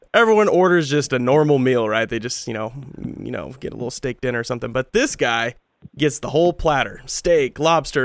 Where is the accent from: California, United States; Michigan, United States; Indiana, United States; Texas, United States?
California, United States; Tulare; my hometown, Tulare.